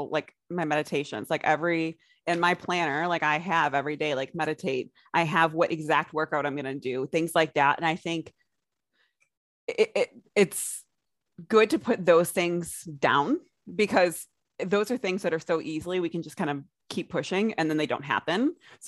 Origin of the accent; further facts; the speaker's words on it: United States; also born or lived in Australia; as an American